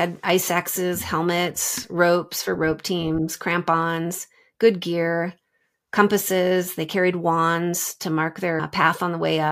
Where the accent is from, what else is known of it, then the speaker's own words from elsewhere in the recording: Pacific Northwest, United States; I grew up in the Pacific Northwest during this time